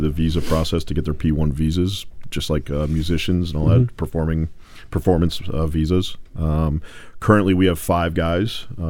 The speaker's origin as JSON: {"language": "English", "town": "St. Louis", "region": "Missouri", "country": "United States", "tie": "born or raised there", "also_born_or_lived": "Colorado", "moved": "yes", "lives_now": "Madison, United States", "said": "So I grew up in St. Louis, Soccer City, USA. It's a long history of soccer there."}